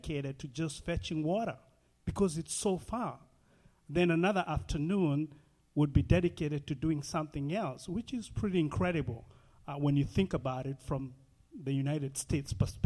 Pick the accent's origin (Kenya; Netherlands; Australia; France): Kenya; moved away; So I grew up in Nairobi, Kenya, about 40 miles away from Nairobi, Kenya.